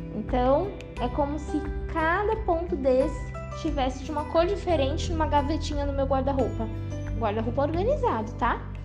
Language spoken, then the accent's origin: Portuguese; São Luís, Maranhão, Brazil; sou aqui de São Luís do Maranhão